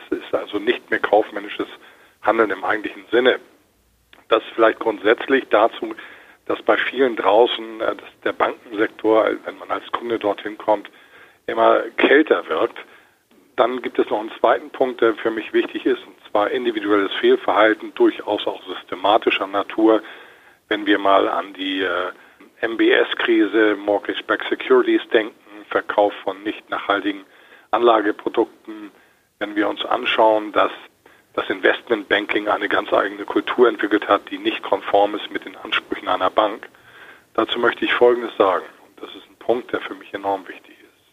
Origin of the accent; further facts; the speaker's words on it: Hamburg, Germany; Ich bin ja Hamburger Jungen